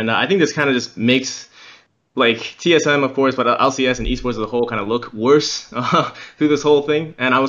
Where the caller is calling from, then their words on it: Taipei, Taiwan; I'm calling from Taipei.